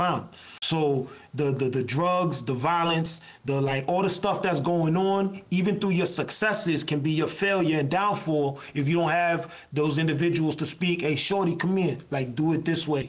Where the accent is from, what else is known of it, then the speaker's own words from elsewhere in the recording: Lawrence, Massachusetts, United States; I come from Lawrence, like through and through